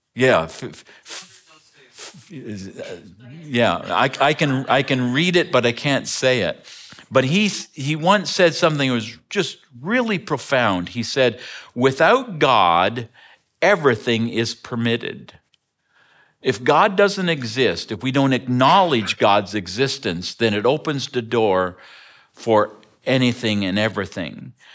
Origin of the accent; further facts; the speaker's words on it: Ontario, Canada; moved away; I grew up in Ontario, Canada